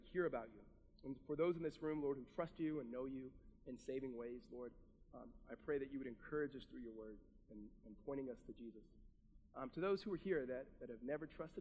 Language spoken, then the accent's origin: English; Southern California, United States; I'm from Southern California